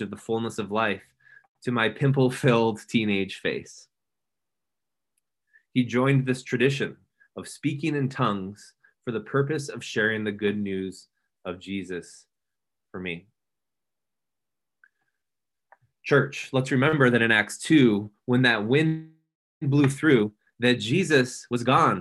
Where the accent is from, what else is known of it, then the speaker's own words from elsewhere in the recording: Grand Rapids, Michigan, United States; this ministry where I grew up in Grand Rapids, Michigan